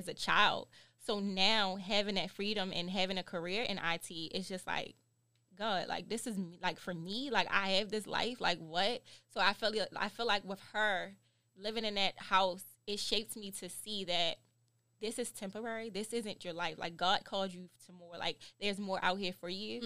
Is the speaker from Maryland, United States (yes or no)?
yes; Baltimore, Maryland, United States; I'm from Baltimore.